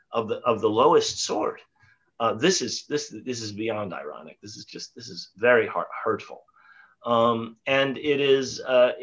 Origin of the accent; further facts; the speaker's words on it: New York, United States; also born or lived in Mount Vernon, New York; I grew up very near where both of you are now on the Upper West Side. I was born in Manhattan.